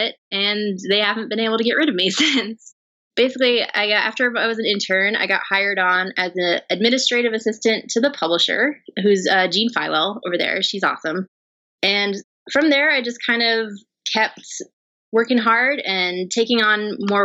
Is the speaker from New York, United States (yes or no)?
yes; near Poughkeepsie, upstate New York, United States; now in New York City, United States; I did grow up in upstate New York, just north of it, near the Poughkeepsie area